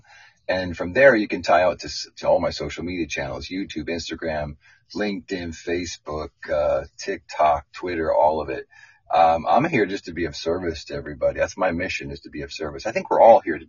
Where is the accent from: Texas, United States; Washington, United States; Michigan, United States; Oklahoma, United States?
Washington, United States; Spokane; also born or lived in Santa Cruz, California; now in Santa Barbara, United States; I was born in Santa Cruz, raised in Spokane, Washington, back to Santa Cruz, and then down here to Santa Barbara